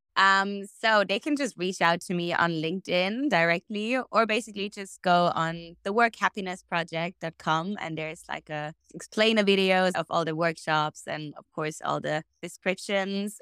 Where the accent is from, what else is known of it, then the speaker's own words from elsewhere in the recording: Germany; moved away as an adult; also born or lived in Australia; now in Bali, Indonesia; I was born and raised a German potato, and then, um, spread my wings and, uh, flew out to beautiful Australia.